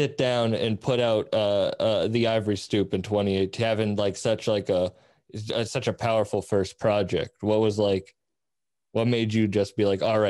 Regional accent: Boston, Massachusetts, United States; I'm from Boston, in Boston

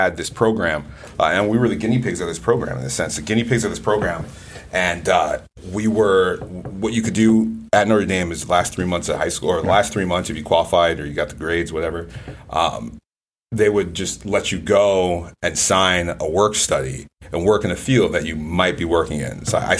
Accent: Nigeria; I said, I'm super Nigerian, man. My parents would literally bury me in the backyard if I came back.

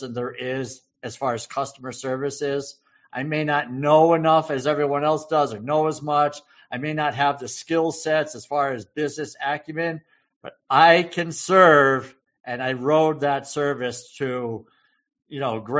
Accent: Massachusetts, United States; small town Massachusetts guy

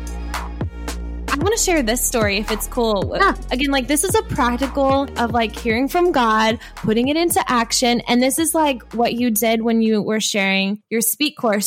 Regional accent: Midwest, United States; accent: Midwestern; my Midwestern accent

